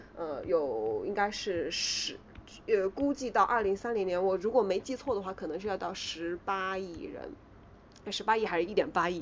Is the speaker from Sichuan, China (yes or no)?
no; Yunnan, China; 其实我家就是云南的